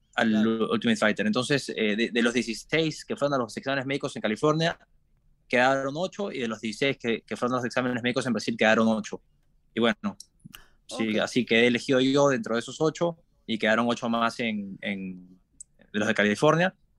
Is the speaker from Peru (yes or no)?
yes; Lima, Peru; moved away as an adult; now in Sanford, United States; crecí nací en Lima, nací en Lima y me crié en Lima. Es la capital de Perú